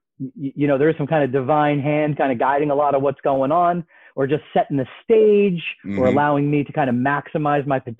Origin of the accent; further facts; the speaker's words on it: Berkeley Heights, New Jersey, United States; I grew up in Central Jersey in Berkeley Heights